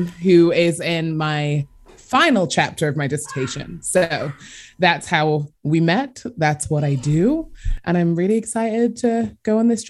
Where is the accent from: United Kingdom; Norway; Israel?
United Kingdom; England; moved away as an adult; also born or lived in Nashville, Tennessee; now in United States; I, as you can probably tell by my accent, I'm from England and moved here almost 6 years ago to do my PhD in American history.